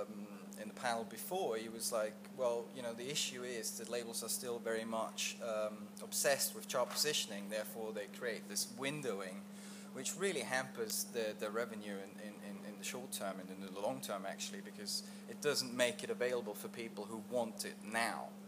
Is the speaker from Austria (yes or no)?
yes; Austria; I'm from Austria